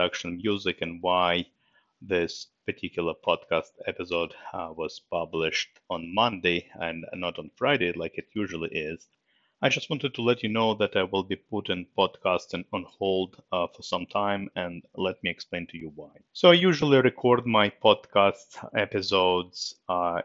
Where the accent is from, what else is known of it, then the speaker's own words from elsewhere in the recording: Moscow, Russia; English is a second language; now in United States; I was born in Moscow, Russia, and in 1993, you know, my family and myself, we emigrated to US, and that's where I lived ever since